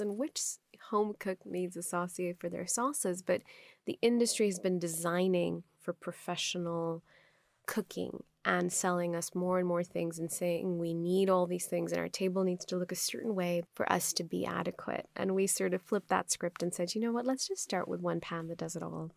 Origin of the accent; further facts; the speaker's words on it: Pakistan; first language Urdu; English is a second language; moved away as an adult; also born or lived in Stanford, United States / Dubai, United Arab Emirates; now in Los Angeles, United States; if you grew up in Pakistan, now I live in Los Angeles